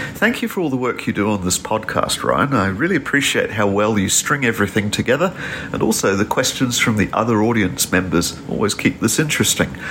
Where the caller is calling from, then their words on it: Papamoa Beach, Bay of Plenty, New Zealand; I'm calling from Papamoa Beach here in New Zealand.